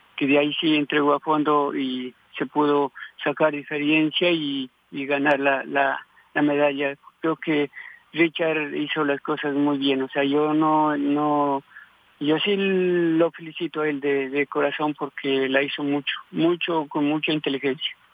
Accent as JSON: {"language": "Spanish", "town": "Tulcán", "region": "Carchi", "country": "Ecuador", "said": "de mi tierra en Tulcán"}